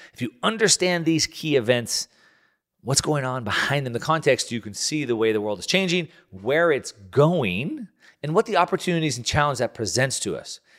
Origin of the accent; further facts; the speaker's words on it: United States; I'm an American